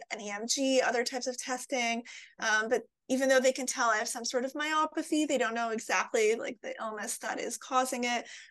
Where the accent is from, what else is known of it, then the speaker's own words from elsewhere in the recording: Montreal, Quebec, Canada; now in Toronto, Canada; I'm originally from Montreal, Quebec, but I live in Toronto, Ontario, Canada